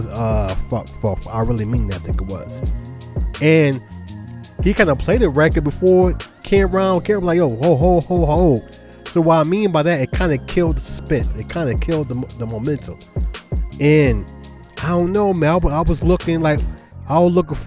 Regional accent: Charlotte, North Carolina, United States; accent: New York; also born or lived in Brooklyn, New York; Even though I was raised in Charlotte, I still got the New Yorker in me

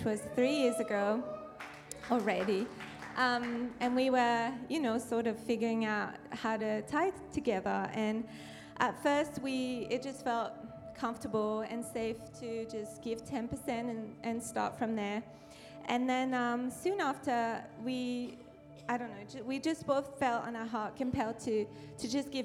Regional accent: France; accent: French; moved away as an adult; now in United States; I'm French, so I come from France

